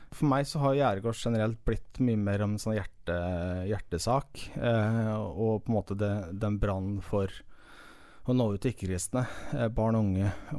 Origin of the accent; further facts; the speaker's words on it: Sarpsborg, Østfold, Norway; now in Jæren, Norway; er fra Sarpsborg i Østfold